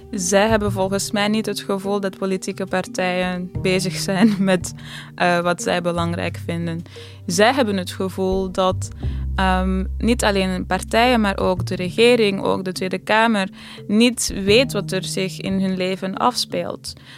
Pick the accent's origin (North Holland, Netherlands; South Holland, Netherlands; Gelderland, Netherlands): North Holland, Netherlands; Amsterdam; als iemand uit Amsterdam heb ik het idee